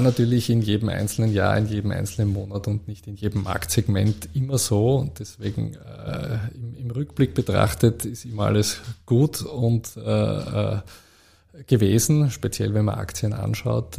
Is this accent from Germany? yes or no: no; Vienna, Austria; moved away as an adult; also born or lived in Zurich; Äh, ich bin ja äh, Österreicher. Ich bin genau. in Wien geboren, in Wien ja. aufgewachsen.